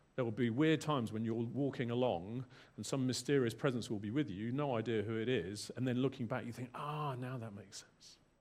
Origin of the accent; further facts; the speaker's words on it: England, United Kingdom; moved away as an adult; also born or lived in London / Bangor, Wales; now in South Wales, United Kingdom; I was born in England